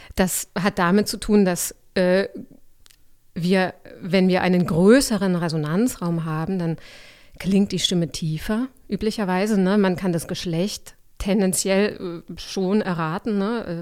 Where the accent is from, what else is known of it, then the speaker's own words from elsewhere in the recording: Augsburg, Bavaria, Germany; also born or lived in Leipzig / Halle; now in Berlin, Germany; Ich bin aufgewachsen in Augsburg, aber studiert habe ich nicht dort